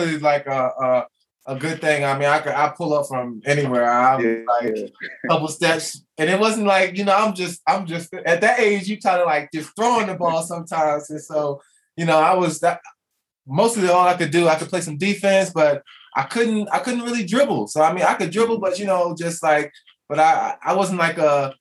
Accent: Potomac, Maryland, United States; my youth in Potomac, Maryland

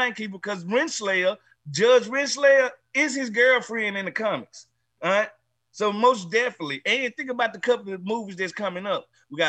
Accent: Mississippi, United States; I'm from Mississippi.

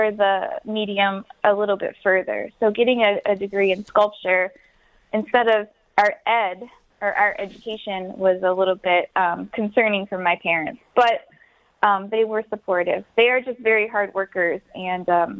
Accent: Wyandotte, Michigan, United States; moved away as an adult; now in Detroit, United States; I'm originally from Wyandotte. I live here now

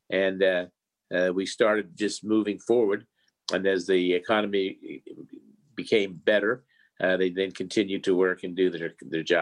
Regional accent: Morgantown, West Virginia, United States; Well, we started uh, way back in Morgantown, West Virginia, when my grandfather first came to this country uh, from the uh, Abruzzi region of Italy.

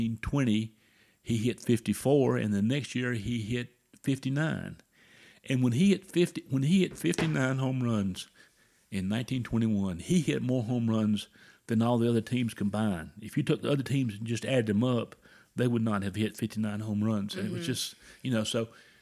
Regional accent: South Carolina, United States; moved away; I'm from South Carolina originally.

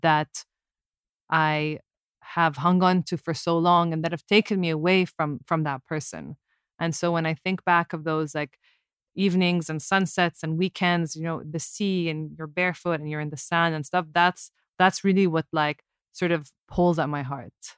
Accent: Abu Dhabi, United Arab Emirates; When I was growing up in Abu Dhabi, it's like our whole lives revolved around the ocean

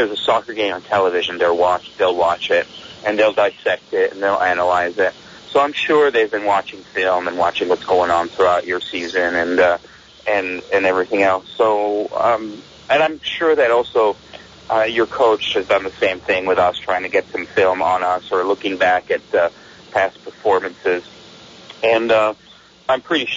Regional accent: Milan, Lombardy, Italy; now in United States; I grew up in Milan, Italy

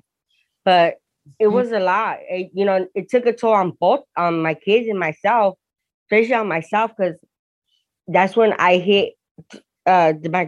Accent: Hawthorne, California, United States; also born or lived in Torrance, California; I was born in Torrance, but raised in Hawthorne.

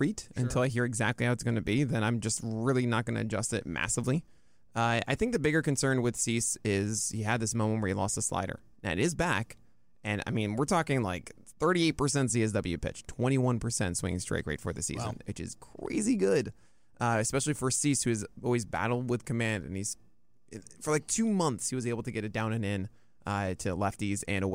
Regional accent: New York City, New York, United States; as a New Yorker

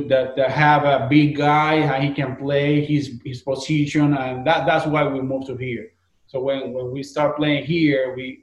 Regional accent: Puerto Rico; moved away as an adult; now in Orlando, United States; the reason that we moved from Puerto Rico to the United States

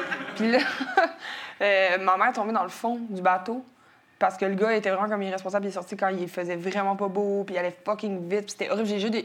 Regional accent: Quebec City, Quebec, Canada; je suis née à Jeffrey Hill, un, un hôpital qui est euh, entre le Vieux puis Sainte-Foy à Québec.

